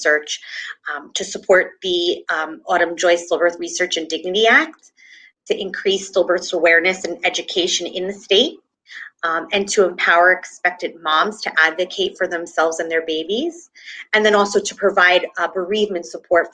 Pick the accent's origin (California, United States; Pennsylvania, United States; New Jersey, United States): New Jersey, United States; I am from New Jersey